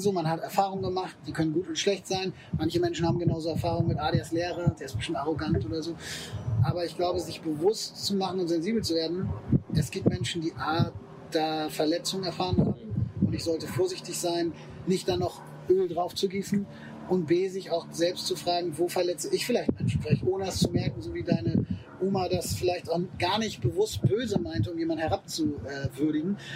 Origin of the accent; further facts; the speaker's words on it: Germany; Ich bin natürlich in Deutschland geboren, ich spreche die Sprache, ich äh, war hier in der Schule